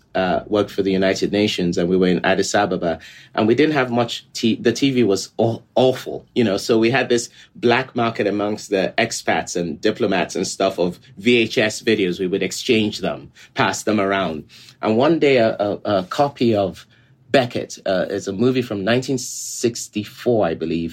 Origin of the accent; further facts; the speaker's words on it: Lagos, Nigeria; moved away; as a very young person in Nigeria, I grew up in Lagos, Nigeria.